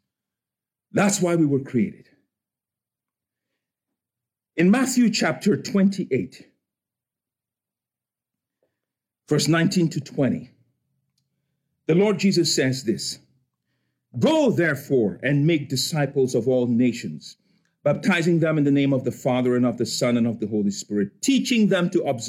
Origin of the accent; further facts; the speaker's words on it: Cameroon; moved away; I'm from Cameroon in West Africa